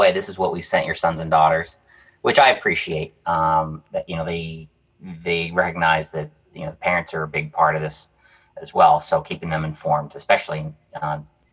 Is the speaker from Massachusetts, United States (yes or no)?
yes; Worcester, Massachusetts, United States; also born or lived in Pennsylvania; I was born and raised in Worcester